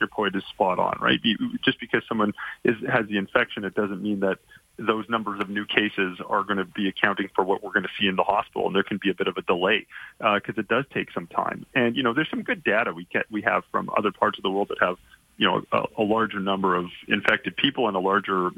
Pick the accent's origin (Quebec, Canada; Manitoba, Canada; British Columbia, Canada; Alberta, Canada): Alberta, Canada; Calgary; now in Toronto, Canada; I'm calling you from downtown Toronto, but I'm from Calgary originally, and I grew up there, and I'm obviously still very proud to have Alberta roots.